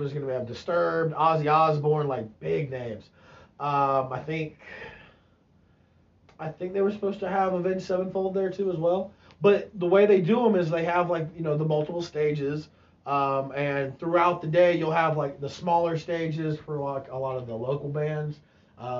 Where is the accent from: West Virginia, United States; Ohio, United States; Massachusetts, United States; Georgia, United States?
Georgia, United States; Atlanta; now in Oklahoma, United States; in Atlanta, which is my hometown